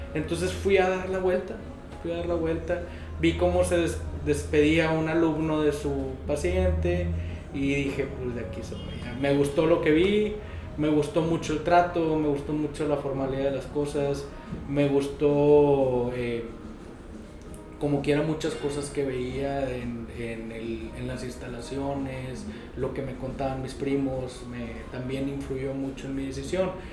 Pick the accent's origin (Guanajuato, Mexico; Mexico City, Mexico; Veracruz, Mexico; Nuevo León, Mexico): Nuevo León, Mexico; Monterrey; yo soy originario de aquí de Monterrey